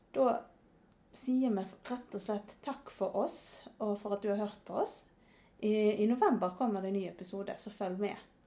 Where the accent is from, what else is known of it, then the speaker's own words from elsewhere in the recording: Norway; jeg er visst ganske norsk. Eh, det hadde jeg nok ikke kjent på hvis jeg bodde her hjemme i Norge